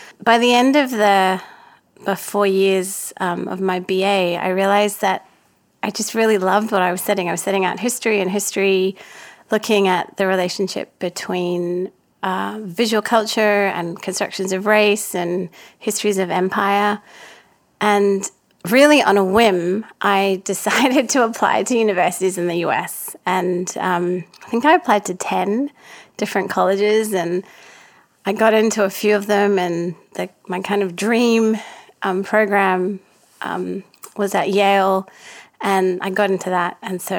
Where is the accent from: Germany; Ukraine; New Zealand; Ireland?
New Zealand; Auckland; also born or lived in Perth; It's just not something that I was used to growing up in Auckland and Perth.